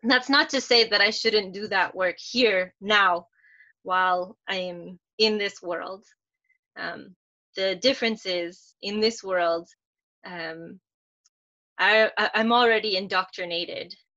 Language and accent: English; Minnesota, United States; now in Florida, United States; my education growing up in Minnesota